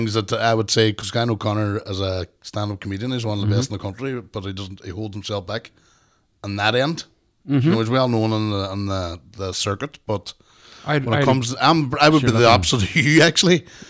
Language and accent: English; Strabane, Northern Ireland, United Kingdom; growing up in the Ballycommon estate in Straban.